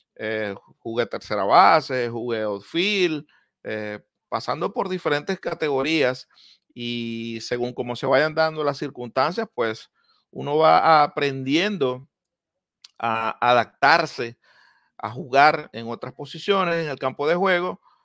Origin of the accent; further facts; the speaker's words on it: Maracaibo, Zulia, Venezuela; now in Miami, United States; en Maracaibo crecí, en Maracaibo me crié